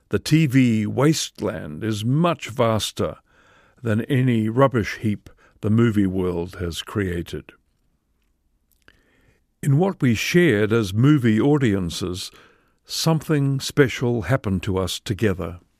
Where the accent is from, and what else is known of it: New Zealand